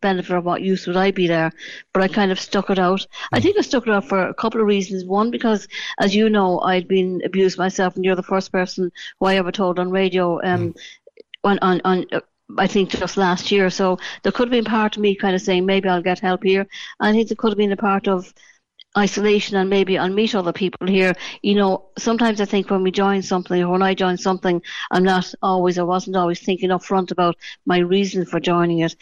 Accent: Dublin, Leinster, Ireland; now in Cork, Ireland; I'm originally from Dublin. I moved to Cork in 1977. You know, as I'd say, I was born in Dublin, but I am a true Cork woman as far as I'm concerned.

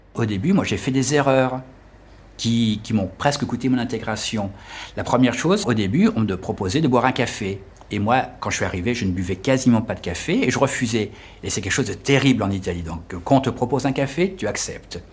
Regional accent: France; accent: French; moved away as an adult; also born or lived in Lyon; now in Milan, Italy; je suis un Français qui, euh, qui a émigré à Milan

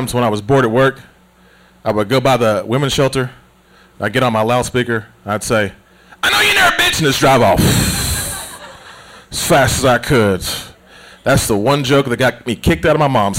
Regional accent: United States; Growing up in Smoky Mountains

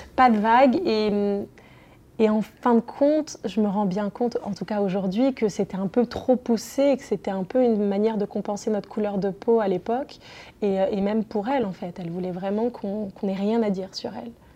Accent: southern France, France; ils sont venus s'installer dans le sud de la France où je suis née

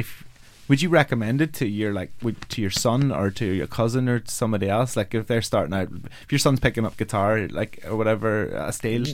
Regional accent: Omagh, Northern Ireland, United Kingdom; When I was 14, I had a military jacket. I'm a Irish Catholic who lived in Oma

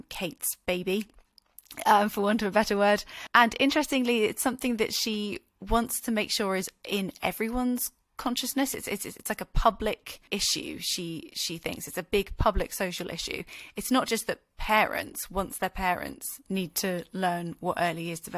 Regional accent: United Kingdom; we as the British public

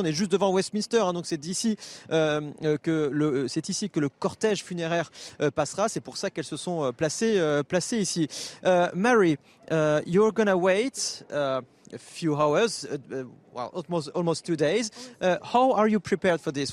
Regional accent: France; nous en tant que Français

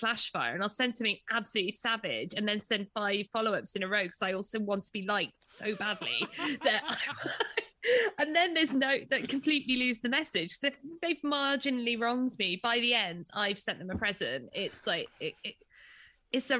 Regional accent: Wales, United Kingdom; I'm a Welsh person

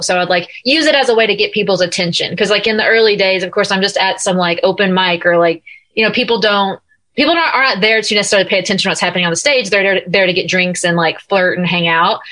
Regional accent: Nashville, Tennessee, United States; also born or lived in California; I am currently in Nashville, my hometown, and my home room.

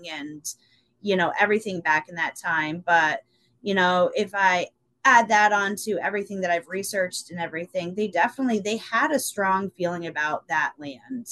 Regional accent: Burlington, Vermont, United States; I was born in Burlington. I grew up in Burlington until I was about 15.

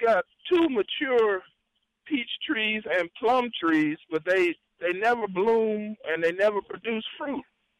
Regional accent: Atlanta, Georgia, United States; I'm actually from Atlanta

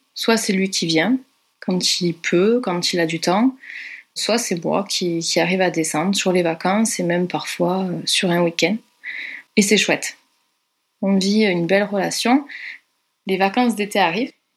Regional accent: Carcassonne, Occitania, France; moved away as an adult; also born or lived in Brussels, Belgium; je suis originaire de Carcassonne

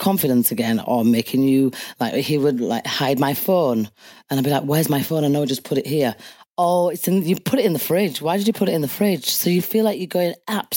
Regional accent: Leeds, Yorkshire and the Humber, United Kingdom; my hometown Leeds

